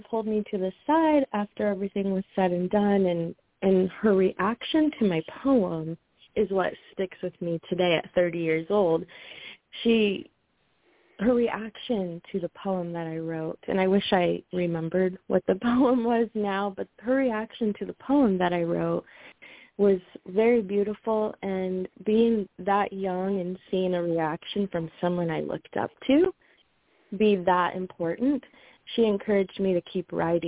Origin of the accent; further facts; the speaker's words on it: Decatur, Illinois, United States; To begin, I grew up in Decatur, Illinois, born and raised, and I'm still here.